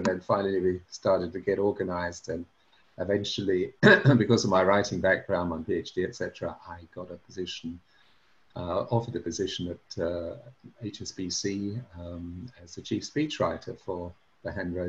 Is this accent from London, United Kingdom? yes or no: yes; London, United Kingdom; moved away as an adult; also born or lived in Cambridge / Italy / Switzerland / Japan; I was born in South London to Welsh parents.